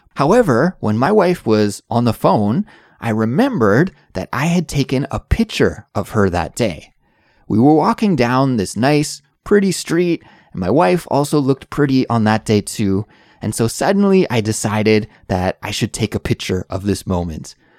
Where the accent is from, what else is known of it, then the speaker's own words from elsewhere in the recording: Canada; now in South Korea; I'm an English teacher who is originally from Canada, but now I live in South Korea with my little family